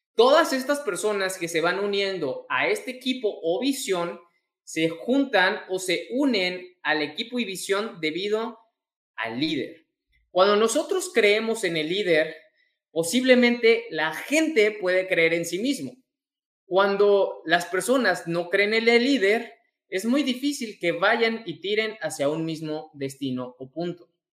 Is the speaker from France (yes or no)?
no; Mexico; mexicano, emprendedor y empresario